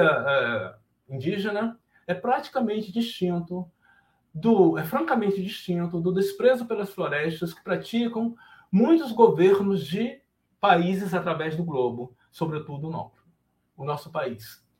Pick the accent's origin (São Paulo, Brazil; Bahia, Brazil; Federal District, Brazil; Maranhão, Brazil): Bahia, Brazil; Camacan; now in Rio de Janeiro, Brazil; Meu lugar de fala vegetal é Camacaense, eu nasci em Camacan